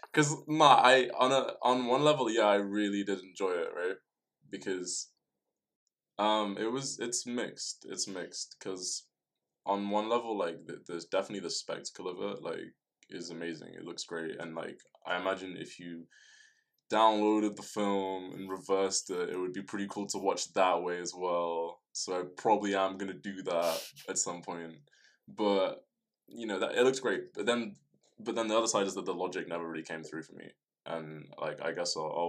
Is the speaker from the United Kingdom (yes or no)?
yes; London, United Kingdom; I'm a recording artist from London